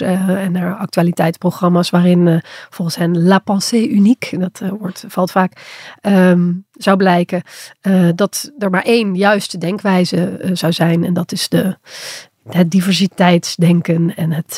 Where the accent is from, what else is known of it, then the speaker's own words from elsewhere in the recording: Limburg, Netherlands; accent: soft G; ik als Limburger